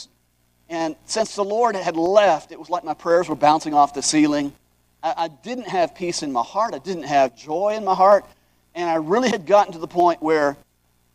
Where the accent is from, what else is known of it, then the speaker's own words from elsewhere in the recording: Hawaii, United States; I grew up in Hawaii